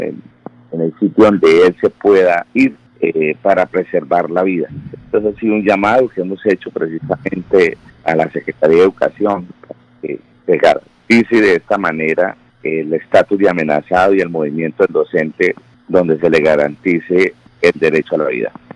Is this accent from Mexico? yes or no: no; Colombia; como colombianos